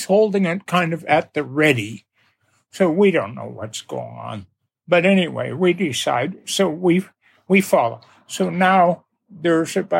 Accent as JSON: {"language": "English", "country": "Canada", "said": "we're from Canada"}